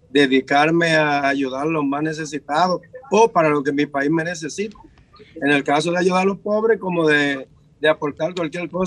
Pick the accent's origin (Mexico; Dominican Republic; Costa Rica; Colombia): Dominican Republic; now in United States; los dominicanos eh, que venimos de allá